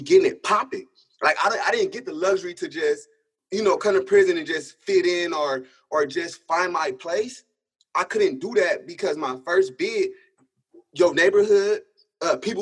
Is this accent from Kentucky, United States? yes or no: no; Sacramento, California, United States; moved away; also born or lived in Portland, Oregon; I'm from Sacramento, California